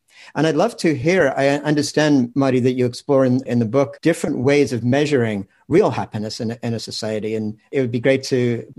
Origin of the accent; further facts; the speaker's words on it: England, United Kingdom; moved away as an adult; now in United States; Well, in fact, I grew up in England, but I came to the States when I was 21 and have spent most of my life since then in the States. So somewhere along the line, my accent got sort of mashed up.